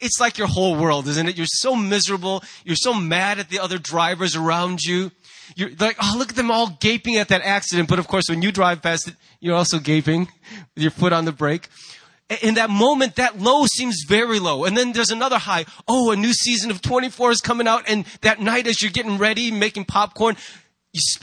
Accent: United States; as an American

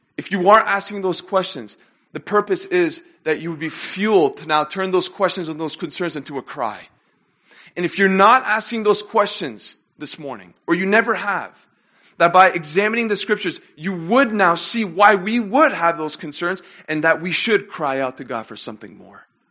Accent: Canada; moved away; I had the opportunity and the privilege to grow up with them in, uh, my hometown in Canada. And since then, we all now live in different countries

